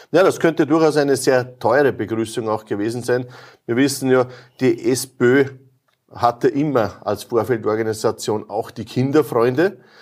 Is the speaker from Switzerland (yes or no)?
no; Lower Austria, Austria; bei uns in Niederösterreich, in der Karl-Landsteiner-Universität